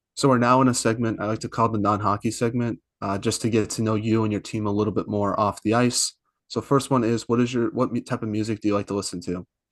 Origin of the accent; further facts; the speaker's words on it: East Coast, United States; I'm from the East Coast